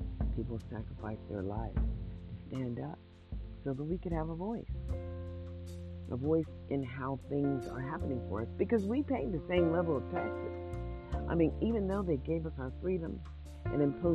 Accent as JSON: {"language": "English", "region": "Mississippi", "country": "United States", "tie": "born or raised there", "said": "I'm just an American citizen born in the USA, born in Mississippi"}